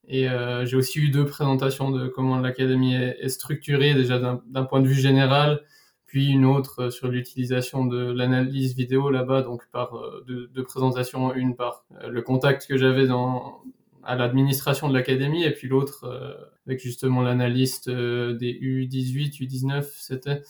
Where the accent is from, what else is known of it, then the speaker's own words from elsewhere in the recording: Switzerland; chez nous en Suisse